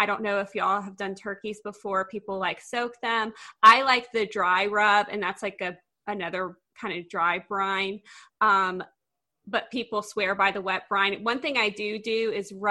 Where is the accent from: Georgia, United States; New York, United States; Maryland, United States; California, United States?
Georgia, United States; Augusta; now in Tennessee, United States; I was raised in Augusta, Georgia, which is like the heart of the South. And now I live in Tennessee